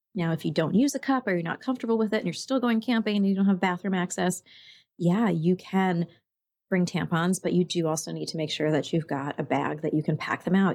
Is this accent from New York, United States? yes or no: yes; New York, United States; now in Oregon, United States; I grew up in New York.